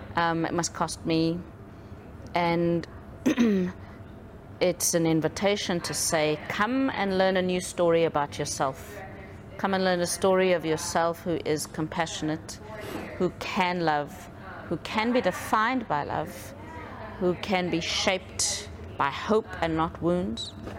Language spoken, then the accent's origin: English; South Africa; growing up in South Africa, um, I was born into an apartheid South Africa